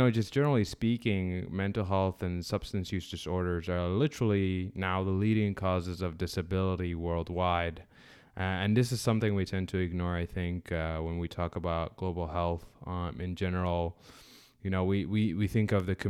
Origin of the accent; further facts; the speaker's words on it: Sudan; moved away; I'm originally from Sudan